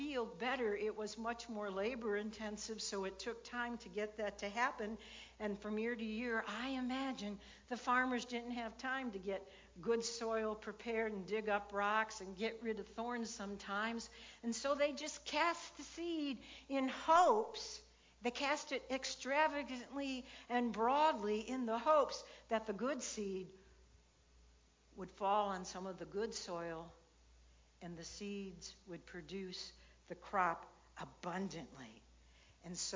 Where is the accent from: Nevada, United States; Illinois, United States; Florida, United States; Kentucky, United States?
Illinois, United States; I grew up in Illinois